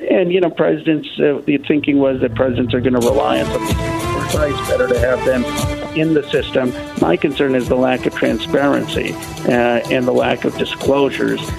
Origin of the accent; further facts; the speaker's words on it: New Orleans, Louisiana, United States; I'm from New Orleans